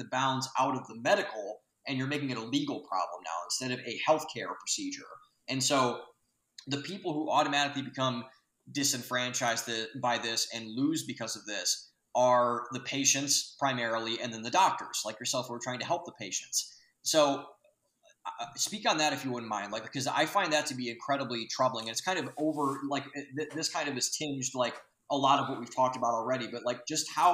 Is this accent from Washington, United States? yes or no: no; Lorain County, Ohio, United States; I'm from Lorain County